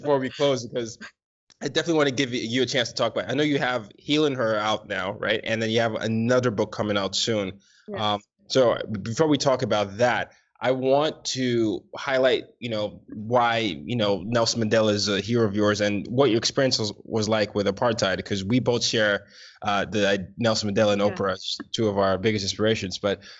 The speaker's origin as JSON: {"language": "English", "country": "Nigeria", "said": "because my parents are Nigerian. Well, I mean, we're all Nigerian"}